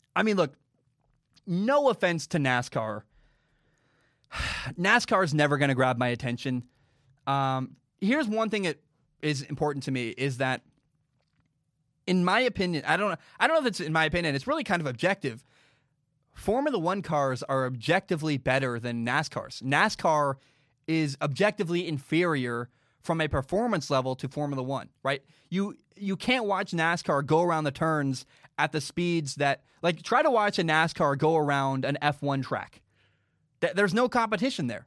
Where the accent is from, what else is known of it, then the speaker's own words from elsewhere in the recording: United States; I'm an American